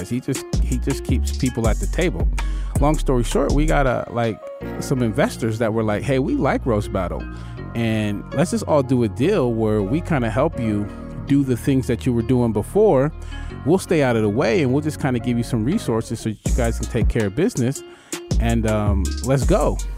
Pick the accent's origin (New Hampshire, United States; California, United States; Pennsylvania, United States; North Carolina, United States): California, United States; Ridgecrest; Like, we're from Ridgecrest. Like, people from Ridgecrest don't go on TV.